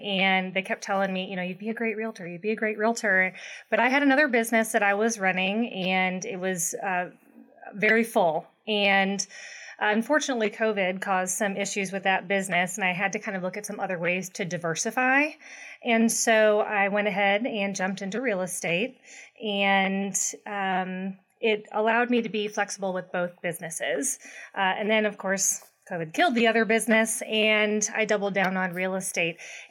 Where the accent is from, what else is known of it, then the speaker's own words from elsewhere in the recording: St. Louis, Missouri, United States; also born or lived in California / Ohio; now in Kansas City, United States; I'm actually from St. Louis originally